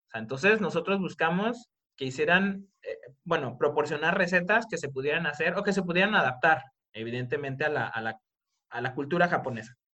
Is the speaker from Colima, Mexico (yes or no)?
yes; Colima, Mexico; now in Japan; yo soy de Colima